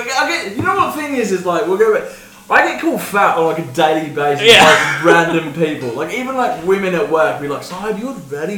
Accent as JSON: {"language": "English", "town": "Brisbane", "region": "Queensland", "country": "Australia", "also_born_or_lived": "London", "moved": "yes", "lives_now": "Vancouver, Canada", "said": "And then in Australia, I'm from Brisbane, BNE."}